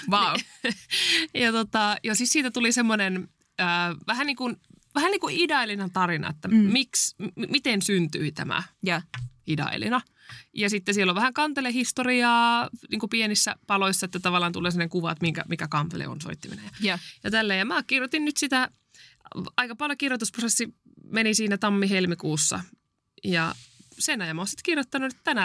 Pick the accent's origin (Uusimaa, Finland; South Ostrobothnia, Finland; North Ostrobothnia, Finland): North Ostrobothnia, Finland; Oulainen; kun mä oon Oulaisista mm-hmm. kotoisin